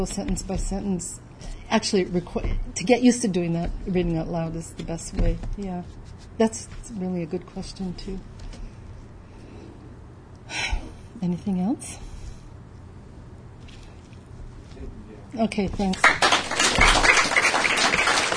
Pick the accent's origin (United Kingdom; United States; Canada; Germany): Canada; as a Canadian